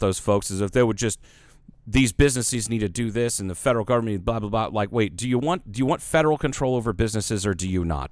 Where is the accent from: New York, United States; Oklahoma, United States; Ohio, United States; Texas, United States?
Ohio, United States; I'm from Ohio